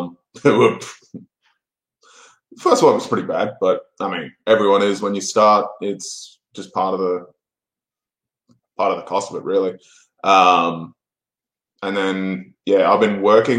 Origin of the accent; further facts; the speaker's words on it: Australia; accent: Australian; I'm an Australian, clearly by the accent.